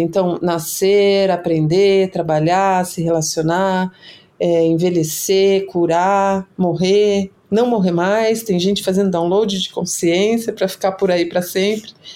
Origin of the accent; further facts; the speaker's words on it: Brazil; orgulho de ser brasileiro